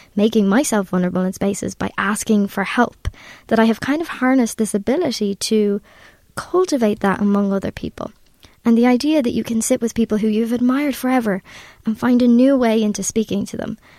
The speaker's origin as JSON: {"language": "English", "country": "Ireland", "said": "I'm Irish"}